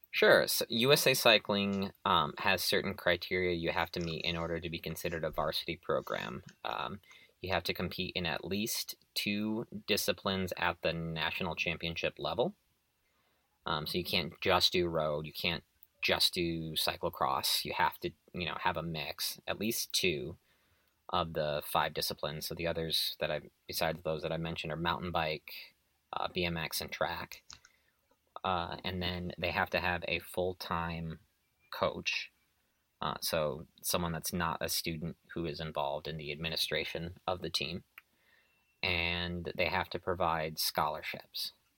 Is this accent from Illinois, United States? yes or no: yes; Illinois, United States; now in Texas, United States; I grew up in Illinois